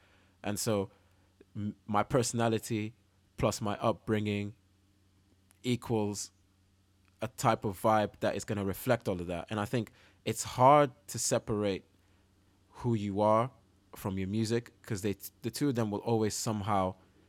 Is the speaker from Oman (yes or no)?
yes; Oman; now in United Kingdom; Because, you know, like where I grew up in Oman, like it's a very quiet country.